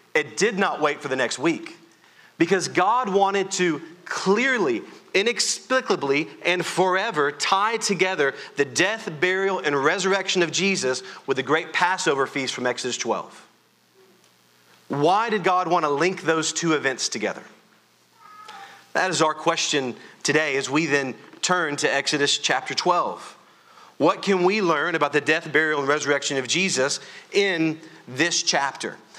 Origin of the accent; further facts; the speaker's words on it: Louisiana, United States; I am from Louisiana, and so we know how to raise our voice.